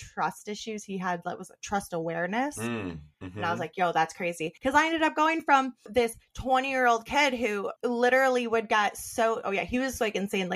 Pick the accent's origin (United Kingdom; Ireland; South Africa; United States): United States; Western New York; also born or lived in Buffalo, New York; I moved back to my hometown, small ass town, Western New York.